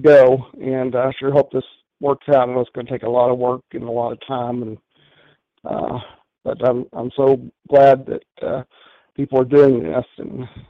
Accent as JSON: {"language": "English", "region": "Texas", "country": "United States", "also_born_or_lived": "Colorado", "moved": "yes", "lives_now": "Denver, United States", "said": "I am from Texas originally"}